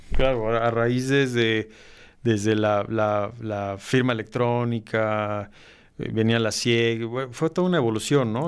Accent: Mexico

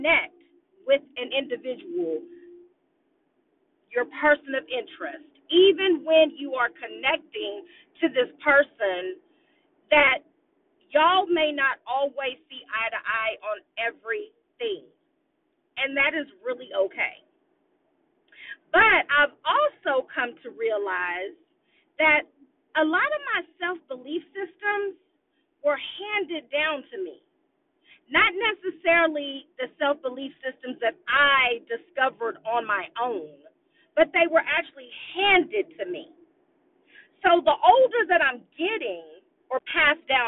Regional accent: Austin, Texas, United States; I'm an Austinite. I was born and raised in Austin, Texas

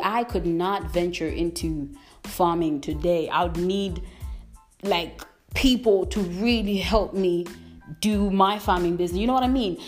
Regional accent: Malawi; I am from Malawi. I'm currently living in Malawi

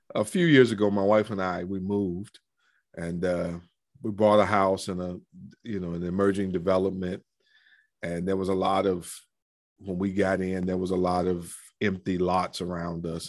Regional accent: Cleveland, Ohio, United States; moved away; I grew up in Cleveland. I'm, I'm a city boy

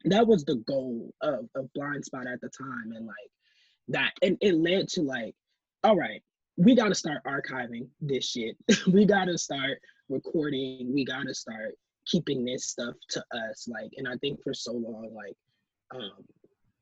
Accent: Milwaukee, Wisconsin, United States; how I grew up in Milwaukee

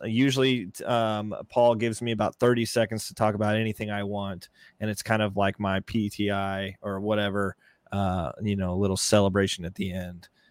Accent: Texas, United States; I grew up in Texas

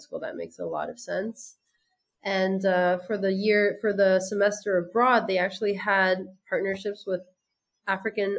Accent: France; moved away as an adult; also born or lived in United States; now in Senegal; I'm French by my father and American by my mother. And I grew up in France

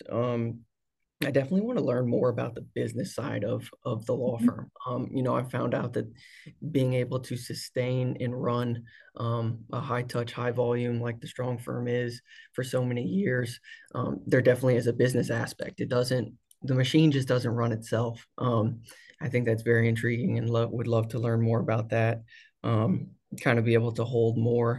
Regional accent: The Woodlands, Texas, United States; now in Houston, United States; I grew up here in the Woodlands, like I said, and I'm currently down in Houston with my family

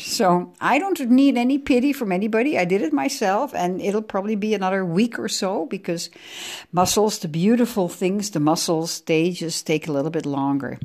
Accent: The Hague, South Holland, Netherlands; born or raised there; English is a second language; also born or lived in Amsterdam

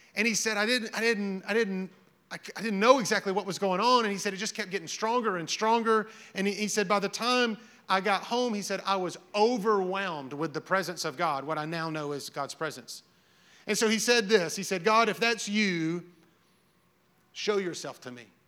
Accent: Hazel Green, Alabama, United States; I lived in Hazel Green. I'm from Hazel Green

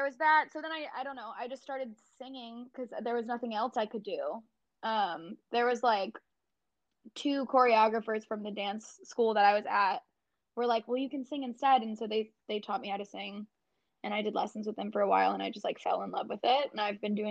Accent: Michigan, United States; moved away; I grew up in Michigan. I lived there for a long time

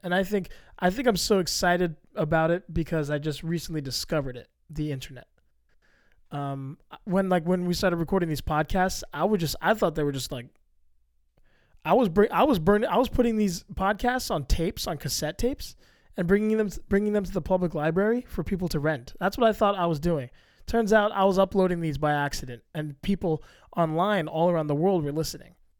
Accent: United States; I'm an American. I'm a Hispanic male

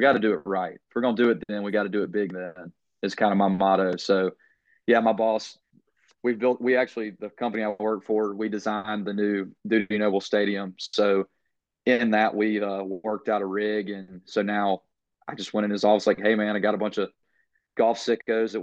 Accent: Memphis, Tennessee, United States; moved away as an adult; now in Mississippi, United States; I was born and raised in Memphis, Tennessee. I lived there for 27 years of my life

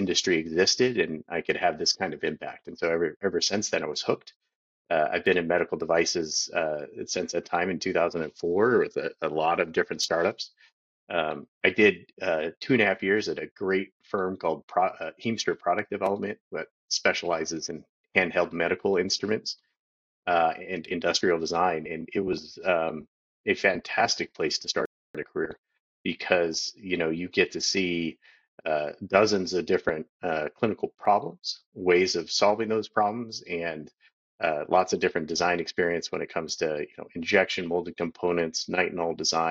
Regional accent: Tracy, California, United States; So I grew up in California, born and raised in the Central Valley, actually a town called Tracy.

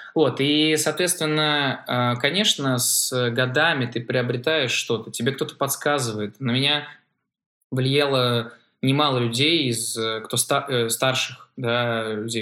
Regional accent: Saint Petersburg, Russia; я из Петербурга

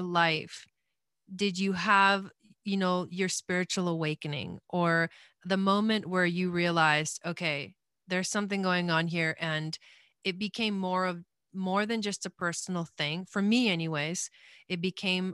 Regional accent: Argentina; I was born in Argentina.

